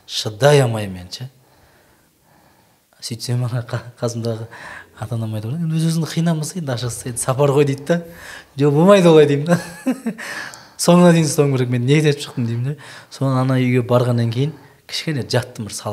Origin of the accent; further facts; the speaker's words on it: Shardara, Turkistan Region, Kazakhstan; now in Almaty, Kazakhstan; біздің шардарада туған жерім ғой енді өте ыстық жаздың күні қатты ыстық болады қазірдің өзінде ыстық алматыда кейде алматыда болып қалған күндер болады сол қазір енді алматыдамыз ғой